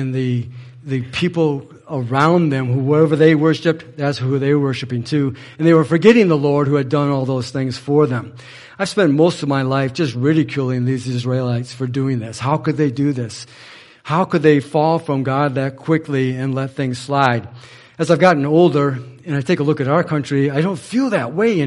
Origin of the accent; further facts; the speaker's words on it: Manchester, Michigan, United States; I'm from Manchester.